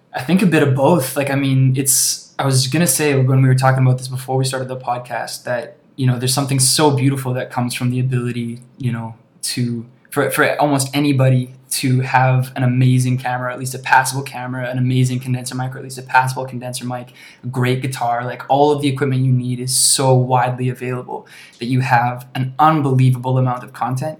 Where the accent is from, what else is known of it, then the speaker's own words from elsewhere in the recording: Alberta, Canada; also born or lived in British Columbia; now in Toronto, Canada; I grew up in Alberta, spent a bunch of time in BC